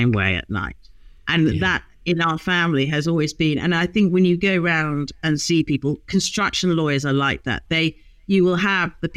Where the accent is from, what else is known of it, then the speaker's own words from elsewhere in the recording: Hong Kong; moved away; I grew up in Hong Kong